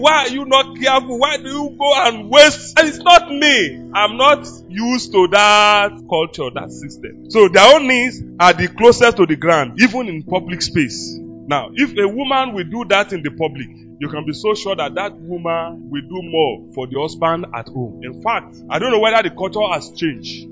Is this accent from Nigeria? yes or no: yes; Yoruba land, Yorubaland, Nigeria; I was raised with grandmother in Yoruba land